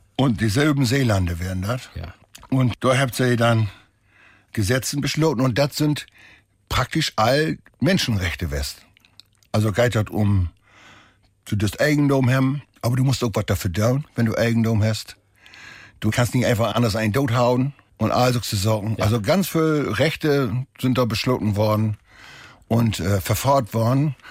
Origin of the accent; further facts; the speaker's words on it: Holtermoor, Lower Saxony, Germany; also born or lived in Harlingerland/Jeverland; now in Jeverland, Germany; ich bin ja obwussen an Grenzen nach Saterland hin, also in Holtermoor